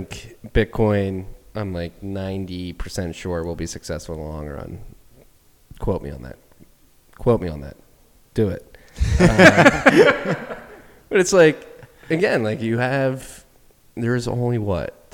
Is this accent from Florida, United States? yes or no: no; Philadelphia, Pennsylvania, United States; somebody who's grown up American, as American as you can get, born in Philadelphia